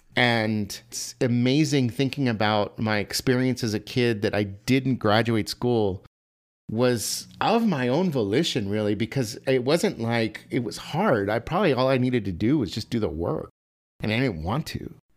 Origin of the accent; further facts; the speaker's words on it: El Paso, Texas, United States; I was born and raised in El Paso, Texas